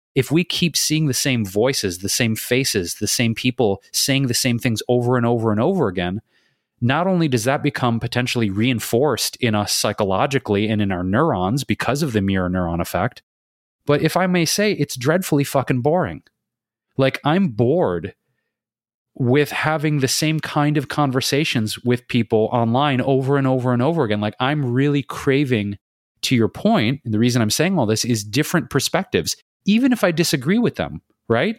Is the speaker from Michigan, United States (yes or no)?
yes; Detroit, Michigan, United States; moved away as an adult; also born or lived in Chicago / New York City / Bay Area / London; now in Los Angeles, United States; I grew up in Detroit